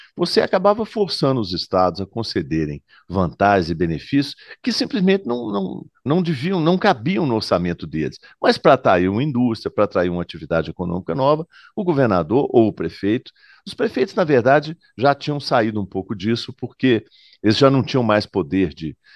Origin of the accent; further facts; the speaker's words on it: Minas Gerais, Brazil; Eu, como mineiro